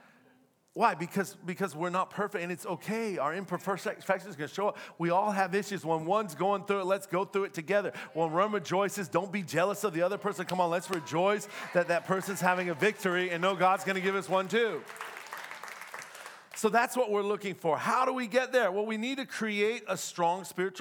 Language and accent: English; the South, United States; moved away; I'm from the South, so we're very different in the South